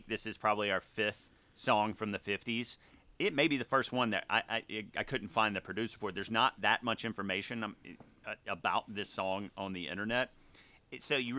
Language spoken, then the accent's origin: English; Mississippi, United States; growing up in Mississippi and New Orleans kind of being the closest city to where I grew up